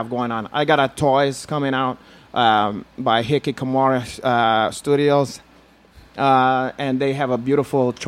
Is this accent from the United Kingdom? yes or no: no; Brazil; moved away; I told them I'm not black. I'm from Brazil.